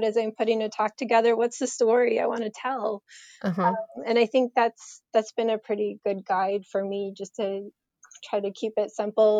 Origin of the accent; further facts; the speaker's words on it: Colorado, United States; also born or lived in Michigan; now in New Hampshire, United States; I grew up out in Colorado, so I grew up out west. And originally from Michigan